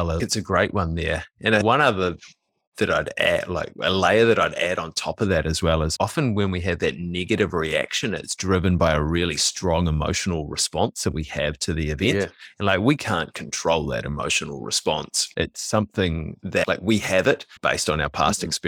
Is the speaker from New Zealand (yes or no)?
yes; New Zealand; young Kiwi males, and I don't know if this is different now, but like we we grew up, we're kind of in our mid to late thirties.